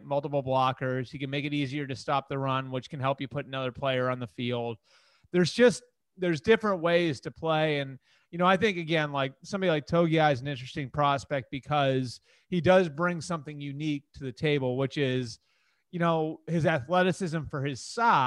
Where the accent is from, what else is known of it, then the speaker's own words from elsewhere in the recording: Sudbury, Massachusetts, United States; now in Duxbury, United States; that's my hometown